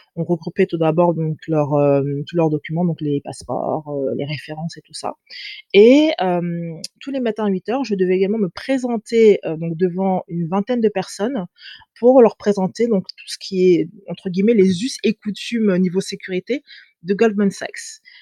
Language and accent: French; France; also born or lived in England / Angola (ancestry); J'ai grandi en France, j'ai étudié en France jusqu'à l'âge de 19 ans.